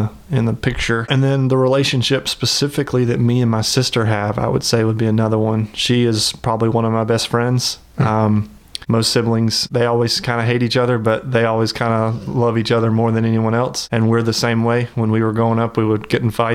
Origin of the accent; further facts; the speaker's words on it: Tuscaloosa, Alabama, United States; moved away as an adult; also born or lived in Auburn; born and raised in Tuscaloosa and grew up in the Tuscaloosa area my whole life.